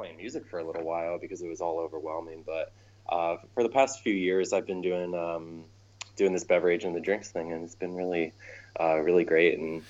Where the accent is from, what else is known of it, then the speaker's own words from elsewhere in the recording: Ohio, United States; moved away as an adult; also born or lived in Cleveland, Ohio; now in Chicago, United States; I've been in Chicago for about 10 years now, but I am originally from a very small town in Ohio. I refer to it as Buttfuck Ohio